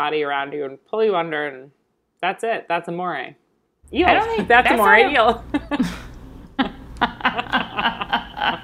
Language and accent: English; Long Island, New York, United States; in my hometown, we have a beach called Crab Meadow Beach